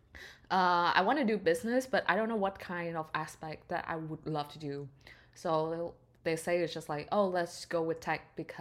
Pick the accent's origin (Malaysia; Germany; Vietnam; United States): Vietnam; moved away as an adult; now in Canada; I stayed my whole life in Vietnam, which is my home country